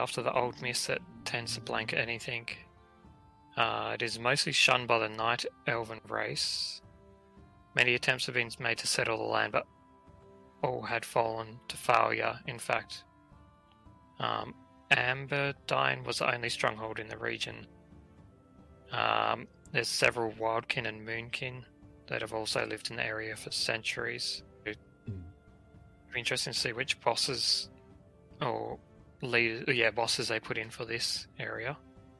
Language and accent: English; Australia; being an Aussie